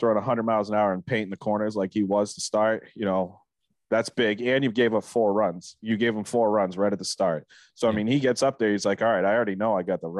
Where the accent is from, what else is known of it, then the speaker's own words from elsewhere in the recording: Boston, Massachusetts, United States; we're from Boston, we're fucking ruthless.